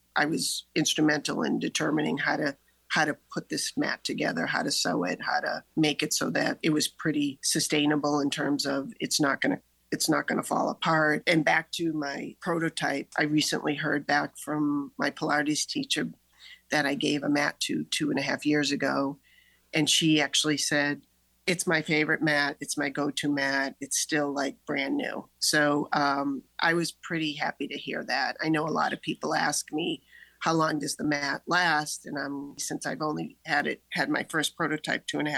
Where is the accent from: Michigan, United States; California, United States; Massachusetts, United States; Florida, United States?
Massachusetts, United States; Needham; I grew up in Needham